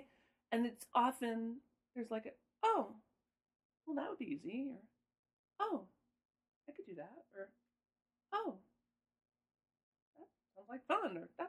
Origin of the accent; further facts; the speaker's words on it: Midwest, United States; I'm from the Midwest. Don't get between me and my dairy products.